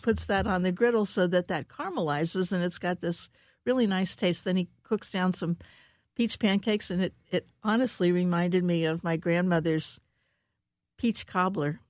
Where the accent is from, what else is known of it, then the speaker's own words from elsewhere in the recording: Cincinnati, Ohio, United States; moved away as an adult; now in St. Louis, United States; I grew up in Cincinnati, uh, Ohio